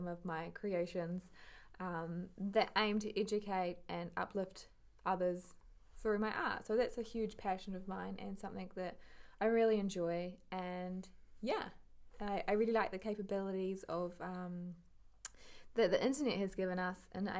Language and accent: English; New Zealand; moved away as an adult; now in Amsterdam, Netherlands; I come from New Zealand, middle of nowhere in New Zealand as well